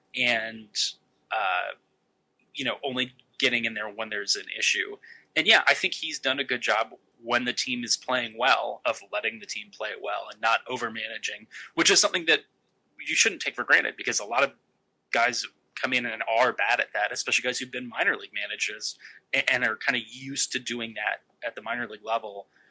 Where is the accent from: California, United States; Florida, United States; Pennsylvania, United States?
California, United States; the Bay Area; I grew up in the Bay Area